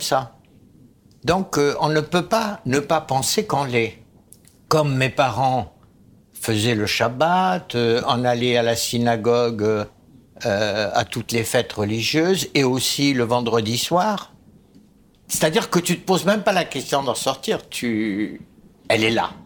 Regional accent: Egypt; moved away; Je suis né en Égypte

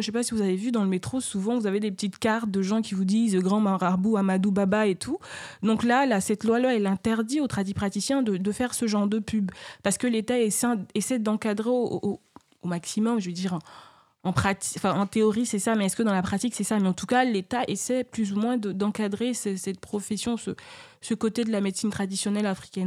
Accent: Côte d’Ivoire; moi je suis ivoirienne

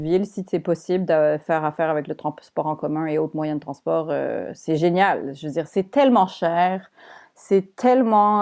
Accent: Montreal, Quebec, Canada; also born or lived in Paris, France; je suis québécoise

